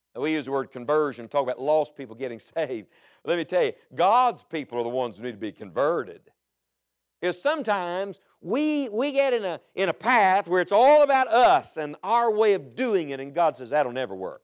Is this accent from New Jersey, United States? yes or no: no; West Virginia, United States; I'm from West Virginia